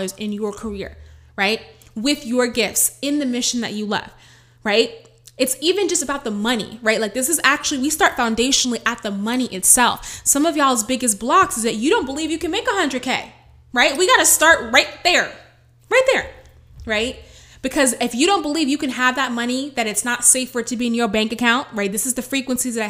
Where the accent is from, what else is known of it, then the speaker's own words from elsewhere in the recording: New York City, New York, United States; I'm the girl from the Bronx